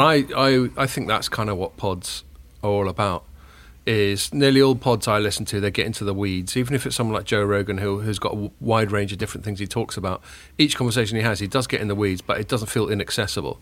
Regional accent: Chile; I was born in Chile.

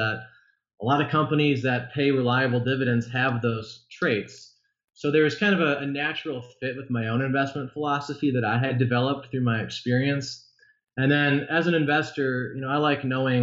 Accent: Illinois suburbs, United States; I grew up in the Illinois suburbs

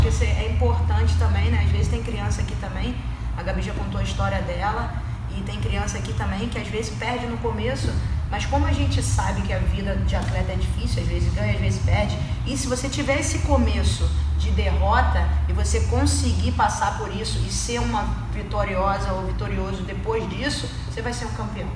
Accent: Rio de Janeiro, Brazil; moved away; sou do Rio

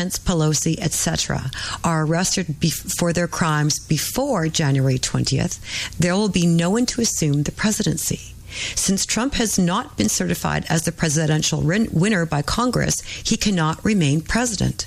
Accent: Canada; I'm Canadian

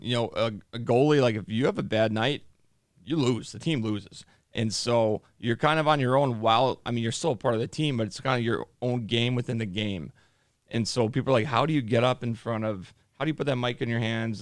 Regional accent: Chicago, Illinois, United States; I'm from Chicago.

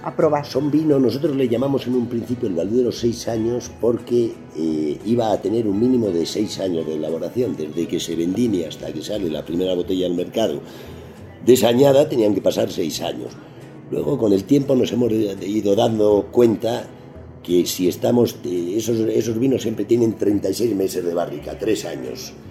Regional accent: Spain; Yo vengo de España

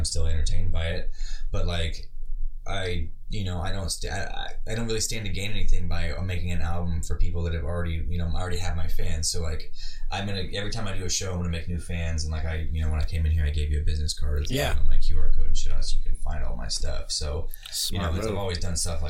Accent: Lincoln, Nebraska, United States; I still live in my hometown

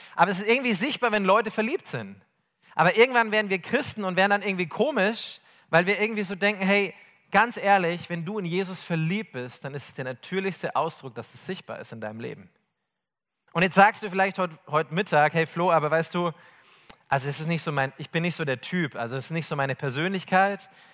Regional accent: Bavaria, Germany; ich komme aus Bayern

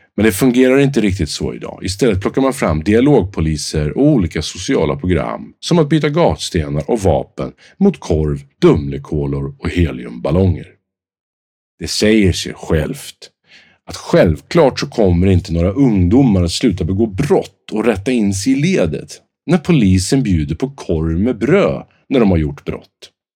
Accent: Sweden; oss själva som svenskar

